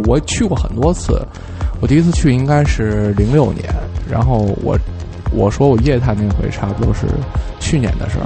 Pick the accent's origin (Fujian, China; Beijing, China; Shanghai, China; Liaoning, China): Beijing, China; 我从小在那边上长大